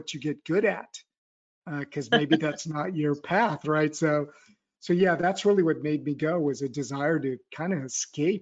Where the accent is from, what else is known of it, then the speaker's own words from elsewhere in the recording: California, United States; moved away as an adult; now in Paris, France; I grew up in California